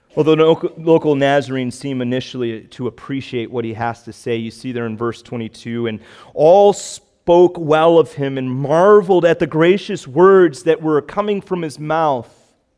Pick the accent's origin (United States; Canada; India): United States; Chicago, Illinois; now in Cape Cod, United States; I grew up in the Chicagoland area.